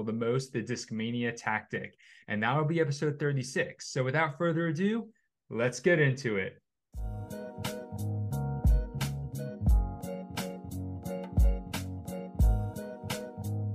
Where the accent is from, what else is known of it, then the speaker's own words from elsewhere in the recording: New Jersey, United States; moved away; I'm from New Jersey